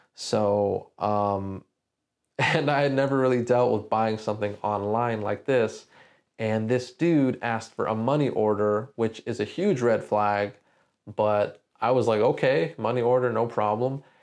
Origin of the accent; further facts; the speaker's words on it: San Diego, California, United States; also born or lived in Orange County, California; growing up in San Diego